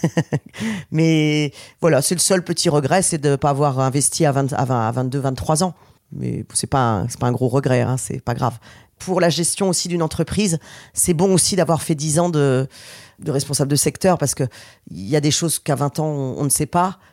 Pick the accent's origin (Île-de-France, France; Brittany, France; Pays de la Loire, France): Pays de la Loire, France; Nantes; on est Nantais depuis toujours